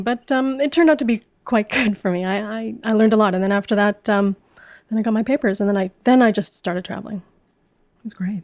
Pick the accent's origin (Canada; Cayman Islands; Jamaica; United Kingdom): Canada; Winnipeg, Manitoba; moved away as an adult; also born or lived in Vancouver; I grew up in Winnipeg, which is a small, small city in the middle of Canada.